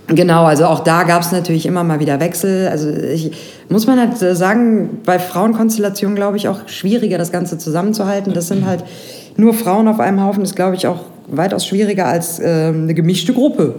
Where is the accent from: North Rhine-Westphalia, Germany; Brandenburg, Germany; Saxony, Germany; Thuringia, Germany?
North Rhine-Westphalia, Germany; Grevenbroich; bei uns in Grevenbroich, da komme ich ja gebürtig her